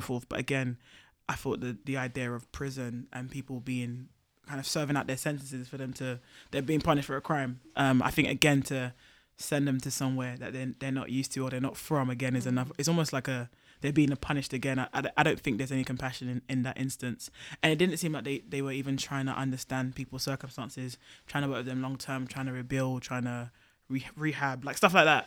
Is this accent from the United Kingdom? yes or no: yes; United Kingdom; my dual identity as a black person, but also as a British person